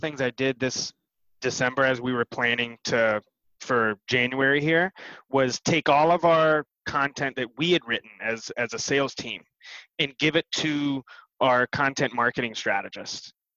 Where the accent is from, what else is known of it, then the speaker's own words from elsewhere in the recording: Bristol, Tennessee, United States; I was born in Bristol, Tennessee